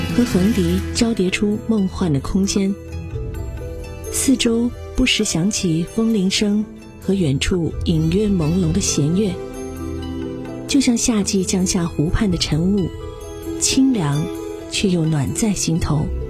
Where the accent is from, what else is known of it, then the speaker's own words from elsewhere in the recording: Nalati, Xinjiang, China; 而我的故乡春天那拉提，也就是新疆的那拉提